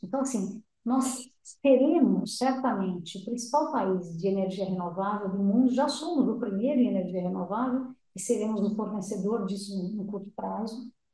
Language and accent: Portuguese; Brazil; a gente, como brasileiro